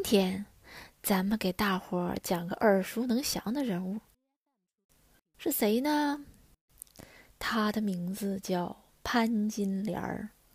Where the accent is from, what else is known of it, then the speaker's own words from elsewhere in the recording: China; 在我们中国人心里